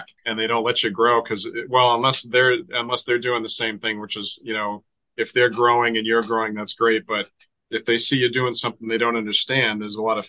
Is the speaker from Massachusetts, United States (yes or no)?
yes; Boston, Massachusetts, United States; I'm from Boston